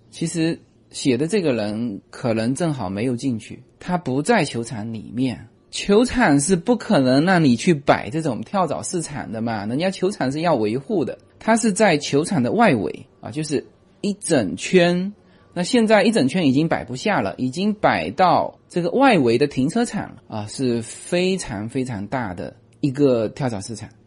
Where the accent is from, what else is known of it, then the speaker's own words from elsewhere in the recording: Fuzhou, Fujian, China; moved away; 我是福州人嘛